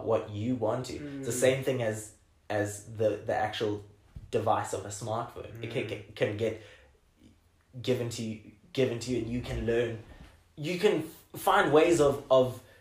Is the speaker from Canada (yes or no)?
no; South Africa